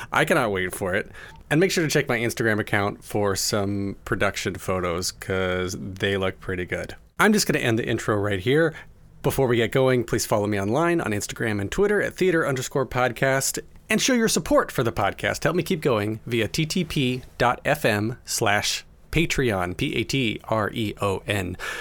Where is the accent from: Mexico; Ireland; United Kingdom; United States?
United States; as an American